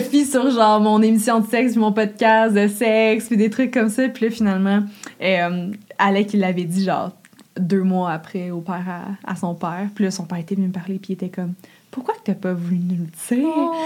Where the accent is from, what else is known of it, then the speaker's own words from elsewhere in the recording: Gatineau, Quebec, Canada; Puis je viens de Gatineau, puis c'est comme une ville de fonctionnaires